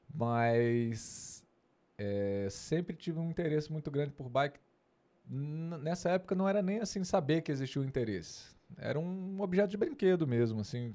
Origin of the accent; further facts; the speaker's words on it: Brasília, Federal District, Brazil; sou natural de Brasília. Nasci em Brasília, fui criado em Brasília